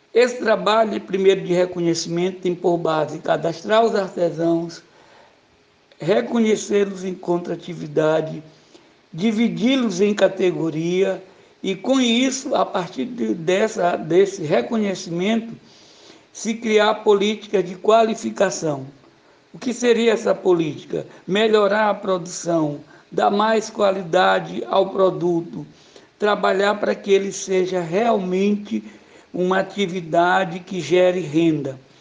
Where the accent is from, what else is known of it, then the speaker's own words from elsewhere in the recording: Madre Deus, Maranhão, Brazil; nasci ali na Madre Deus, próximo à fábrica da Cânimo